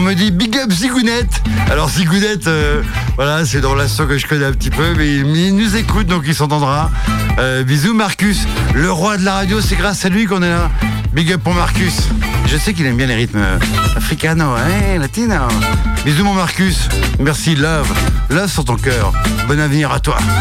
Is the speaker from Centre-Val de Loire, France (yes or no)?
yes; Tours, Centre-Val de Loire, France; moved away; je viens de Tours, euh, voilà, là-bas, je suis Tourangeau